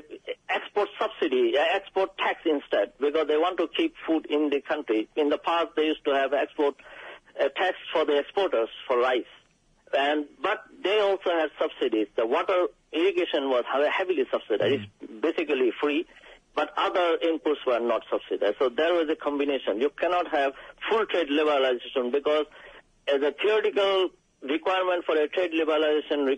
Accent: Bangladesh; now in United Kingdom; I am from Bangladesh

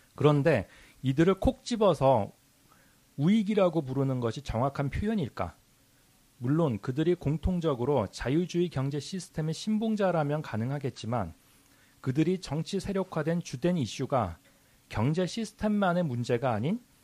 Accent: South Korea

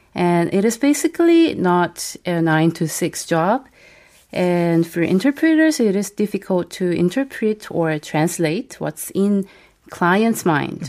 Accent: South Korea; first language Korean; English is a second language; as a Korean native

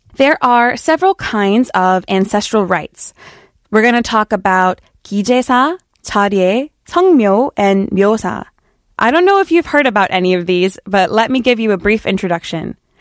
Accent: United States; me as an American

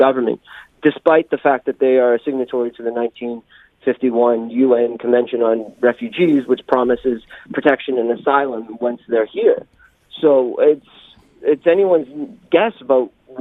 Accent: Canada; now in Jeju, South Korea; I'm a Waygukan. I'm from Canada

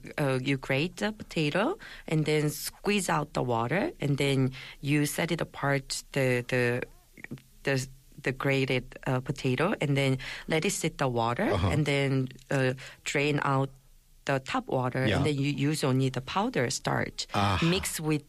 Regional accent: Gangwon, South Korea; English is a second language; So, like, because we eat a lot of gamja, so people used to call Gangwon province people as gamja bao.

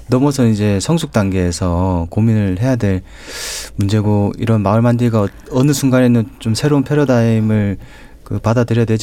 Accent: Changwon, South Gyeongsang, South Korea; 저는 그 창원중학교

